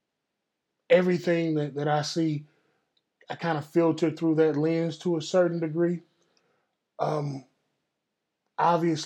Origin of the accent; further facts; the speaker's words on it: Texas, United States; Dallas, Texas, my home state, Texas